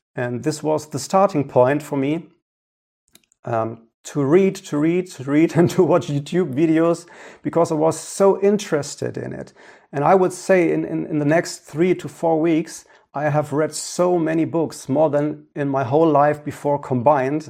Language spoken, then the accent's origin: English; Ruhr area, North Rhine-Westphalia, Germany; English is a second language; my hometown here in the Ruhrgebiet in Germany.